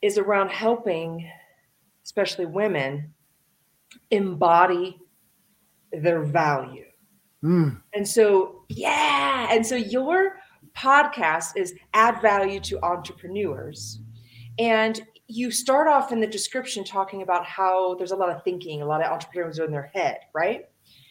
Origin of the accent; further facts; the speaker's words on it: Dayton, Ohio, United States; I grew up in Dayton, Ohio, and I grew up with a single mom